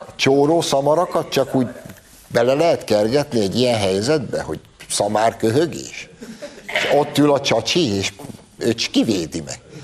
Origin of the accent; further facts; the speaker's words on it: Hungary; magunkba, magyarokba